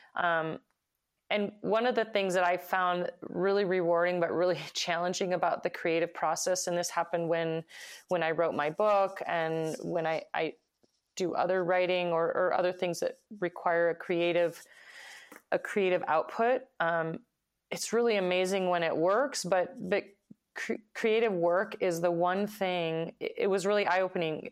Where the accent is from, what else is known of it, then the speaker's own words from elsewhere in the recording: Idaho, United States; my hometown